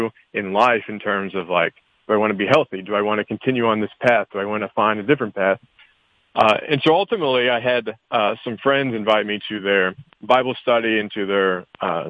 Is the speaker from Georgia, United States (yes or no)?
yes; Woodstock, Georgia, United States; I grew up in Woodstock, Georgia, and I went to public high school